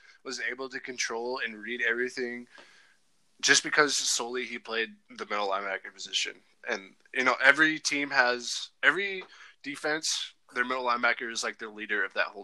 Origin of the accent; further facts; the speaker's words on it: Washington, United States; moved away as an adult; now in Dillon, United States; I grew up in Washington, but I'm not going to lie, I love Montana. I've been here for, it's been almost 5 years now